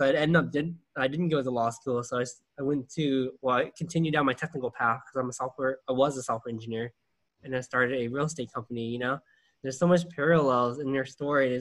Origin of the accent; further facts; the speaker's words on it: California, United States; I was born and raised in Cali